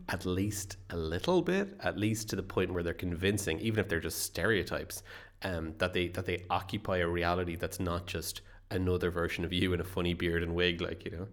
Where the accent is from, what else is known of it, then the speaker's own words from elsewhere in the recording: Ireland; I am an Irish writer.